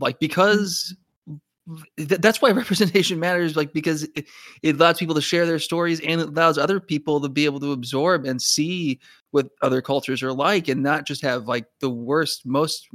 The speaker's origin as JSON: {"language": "English", "region": "Arizona", "country": "United States", "tie": "born or raised there", "said": "I grew up in Arizona"}